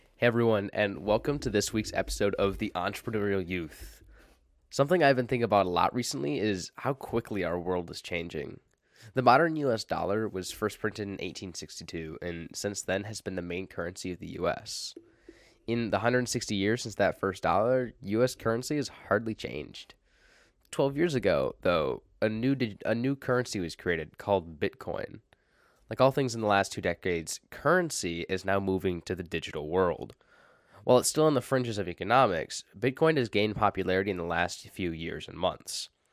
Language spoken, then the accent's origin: English; United States; I'm from America